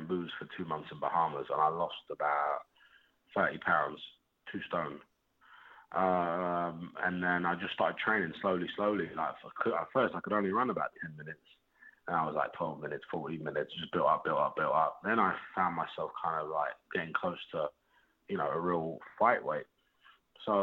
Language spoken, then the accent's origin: English; Hounslow, London, United Kingdom; I'm from Hounslow